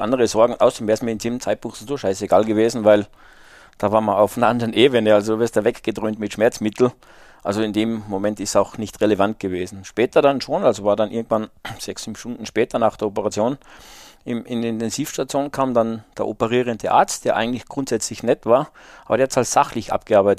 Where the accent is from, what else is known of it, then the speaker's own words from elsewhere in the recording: the mountains of Salzburg, Austria; ich bin halt in den Bergen Salzburgs aufgewachsen